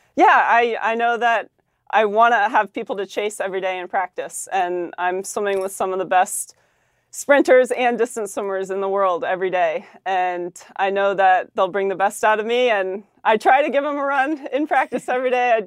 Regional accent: Maryland, United States; we're both from Maryland

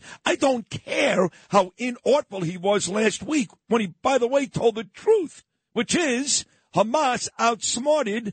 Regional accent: New York City, New York, United States; I'm from Brooklyn

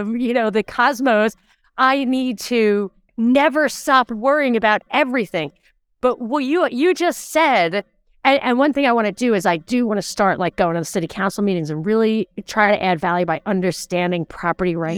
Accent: New York, United States; growing up in New York with mosquito bites and humidity

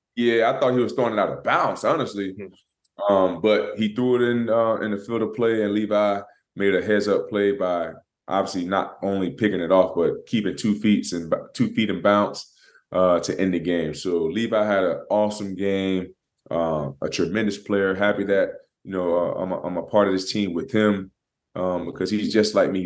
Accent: Florida, United States; I'm from Florida. You know, we, you know, down there next to the ocean

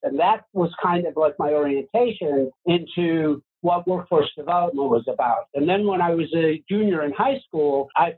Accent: Chicago, Illinois, United States; By the time I was born in Chicago, they were running Robin's Restaurant

